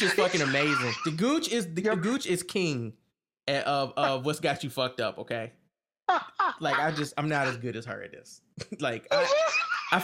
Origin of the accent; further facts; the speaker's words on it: Virginia, United States; now in Maryland, United States; I'm from Virginia, and Virginia is different